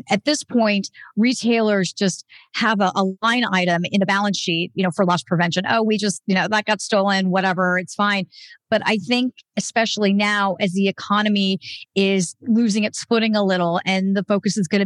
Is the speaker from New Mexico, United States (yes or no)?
yes; Albuquerque, New Mexico, United States; Albuquerque, which is my hometown, has a chapter